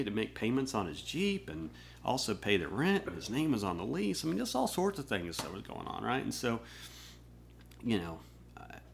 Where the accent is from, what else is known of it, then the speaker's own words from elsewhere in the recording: Norman, Oklahoma, United States; moved away as an adult; also born or lived in Linköping, Sweden / England; now in Nashville, United States; I grew up in Norman, went